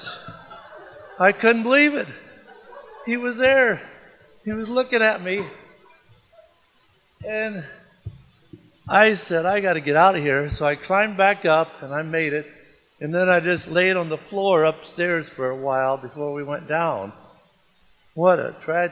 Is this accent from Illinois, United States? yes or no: yes; Le Roy, Illinois, United States; I'm from Leroy, Illinois